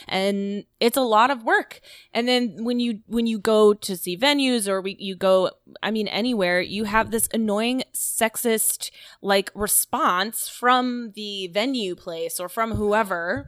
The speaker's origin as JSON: {"language": "English", "region": "Florida", "country": "United States", "said": "I was from Florida"}